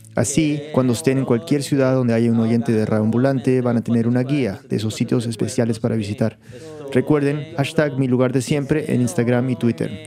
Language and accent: Spanish; United States; yo soy gringo. O sea, yo me crié en Estados Unidos